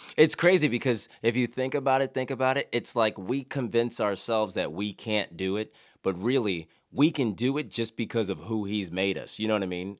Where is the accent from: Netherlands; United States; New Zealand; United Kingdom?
United States; Philadelphia, Pennsylvania; moved away; I'm from Philadelphia